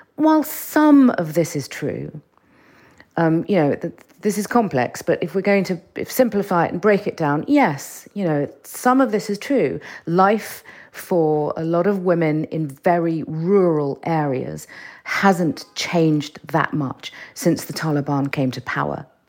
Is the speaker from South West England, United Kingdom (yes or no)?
no; London, United Kingdom; also born or lived in Iran; I grew up in, I grew up in London